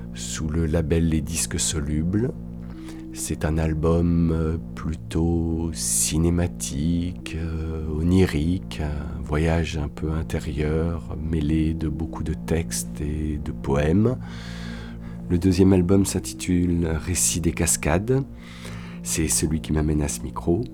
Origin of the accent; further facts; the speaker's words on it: Paris, Île-de-France, France; moved away as an adult; now in Toulouse, France; J'habite Toulouse depuis une vingtaine d'années. Je suis parisien d'origine.